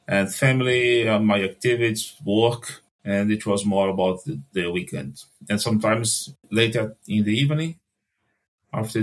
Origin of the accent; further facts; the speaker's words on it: Brazil; English is a second language; I'm from Brazil